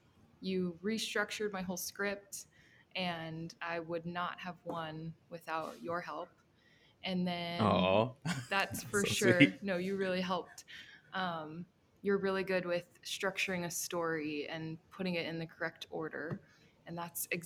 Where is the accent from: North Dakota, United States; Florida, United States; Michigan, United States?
North Dakota, United States; Fargo; I was born in Fargo, North Dakota